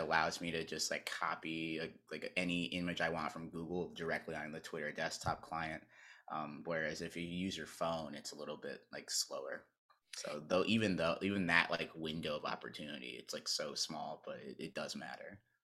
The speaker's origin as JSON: {"language": "English", "region": "North Carolina", "country": "United States", "tie": "born or raised there", "also_born_or_lived": "Maryland", "moved": "as an adult", "said": "when I grew up in North Carolina, I was a Duke fan"}